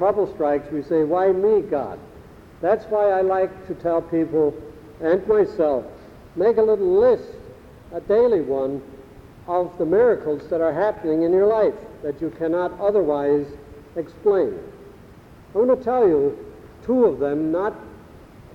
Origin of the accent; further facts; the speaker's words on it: Frankenmuth, Michigan, United States; accent: Frankenmuth; first language German; English is a second language; moved away; I was brought up in a little community in Michigan that some of you may have heard of by the name of Frankenmuth.